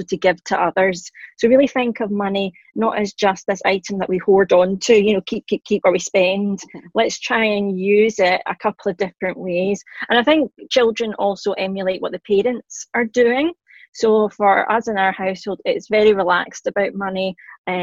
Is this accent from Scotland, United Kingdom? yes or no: yes; Scotland, United Kingdom; accent: Scottish; I am Scottish, hence the accent. I'm in my late 30s and a working mum in Glasgow